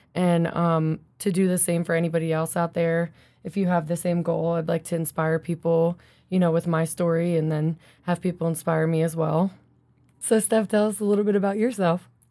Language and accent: English; Philly area, New Jersey, United States; now in Colorado, United States; I grew up in South Jersey, Philly area.